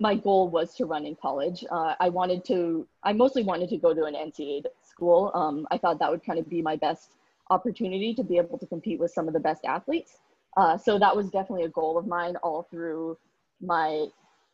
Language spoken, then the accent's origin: English; Winnipeg, Manitoba, Canada; I grew up in Winnipeg, Manitoba, which is like the winter capital of the world